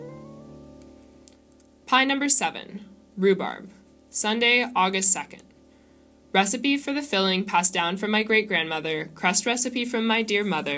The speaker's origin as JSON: {"language": "English", "region": "Midwest", "country": "United States", "tie": "born or raised there", "said": "growing up in the Midwest"}